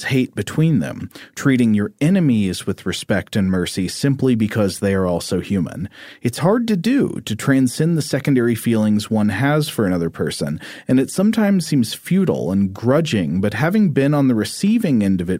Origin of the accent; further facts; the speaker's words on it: Wisconsin, United States; First, when I was a teenager, growing up in Wisconsin, my dad and I were watching some kind of nature documentary